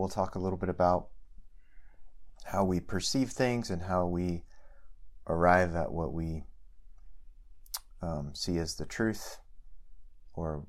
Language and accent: English; United States; we are American and human